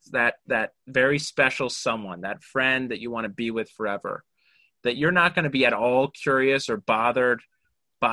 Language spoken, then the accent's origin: English; Orem, Utah, United States; I grew up in Orem, Utah, so like 94%, you know, very, very heavily Latter-day Saint